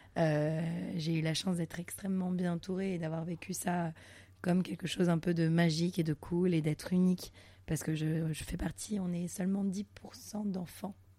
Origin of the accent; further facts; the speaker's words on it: Montreal, Quebec, Canada; now in Paris, France; je suis née à Montréal au Canada